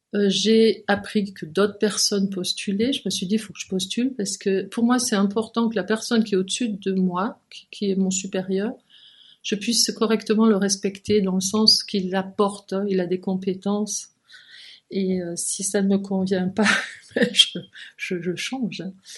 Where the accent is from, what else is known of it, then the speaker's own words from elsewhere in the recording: Provence-Alpes-Côte d'Azur, France; moved away as an adult; also born or lived in Lyon, France; now in Geneva, Switzerland; j'étais du Midi, j'étais de la Provence